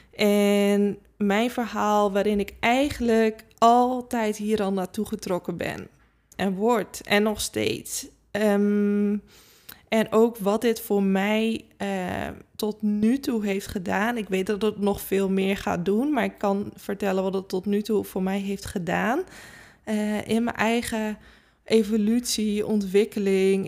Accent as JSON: {"language": "Dutch", "region": "Friesland", "country": "Netherlands", "said": "ik kom zelf natuurlijk uit Friesland. We hebben altijd paarden gehad"}